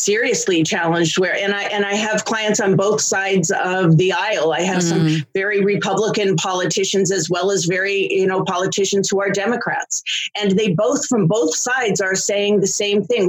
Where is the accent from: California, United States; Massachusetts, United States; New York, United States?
California, United States; Los Angeles; also born or lived in Philadelphia; I was raised here in Los Angeles, and I went to school here and went to college here and never moved away from Los Angeles. So I'm an Angeleno